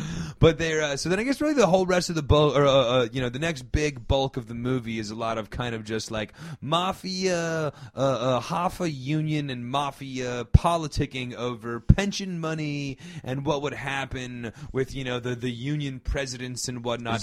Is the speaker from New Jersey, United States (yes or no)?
yes; New Jersey, United States; growing up in Jersey